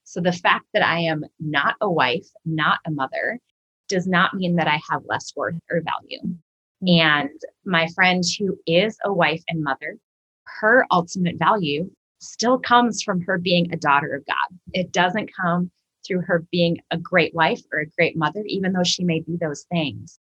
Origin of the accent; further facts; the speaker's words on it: Minnesota, United States; moved away as an adult; now in St. Louis, United States; I am originally from Minnesota. Uh, I moved to St. Louis about 12 years ago to attend Covenant Seminary